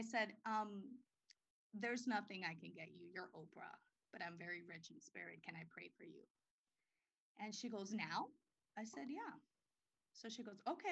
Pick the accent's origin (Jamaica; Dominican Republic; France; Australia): Dominican Republic; now in United States; I was born in the Dominican Republic.